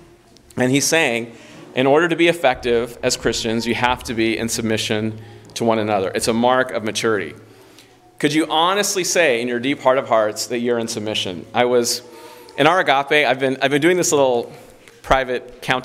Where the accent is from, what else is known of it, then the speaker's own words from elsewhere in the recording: Southern California, United States; I remember growing up in Southern California, that's where I'm from